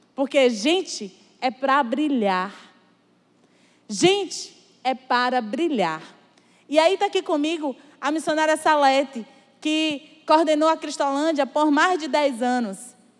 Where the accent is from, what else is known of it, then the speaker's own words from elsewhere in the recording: Sertão, Brazil; sou sertaneja